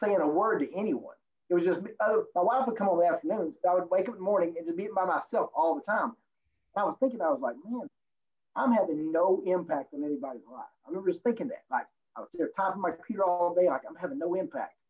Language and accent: English; Virginia, United States; now in Raleigh, United States; I was born in West Virginia, but grew up in Virginia